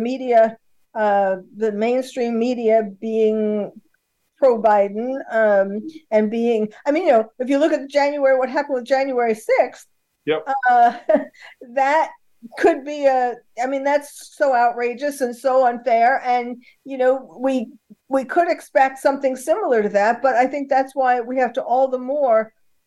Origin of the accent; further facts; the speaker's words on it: New York City, New York, United States; now in California, United States; I was born and bred in New York City, although I was living in California by then